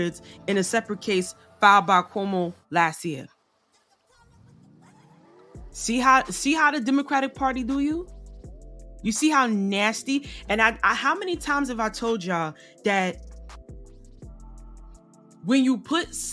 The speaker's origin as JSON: {"language": "English", "region": "New York", "country": "United States", "said": "me being a New Yorker"}